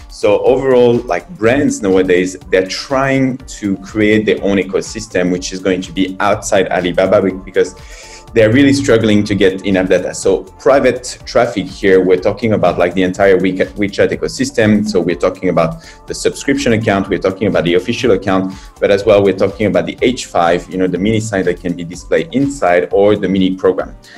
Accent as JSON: {"language": "English", "country": "France", "moved": "as an adult", "lives_now": "China", "said": "I'm from France. I've been in China and started this uh, adventure nine years ago."}